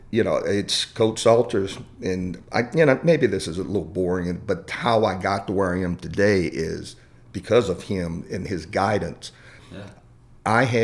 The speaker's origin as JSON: {"language": "English", "town": "Abita Springs", "region": "Louisiana", "country": "United States", "tie": "born or raised there", "also_born_or_lived": "Lake Charles", "said": "I grew up in Abita Springs. There's 250 people in the town when everyone came home for Christmas."}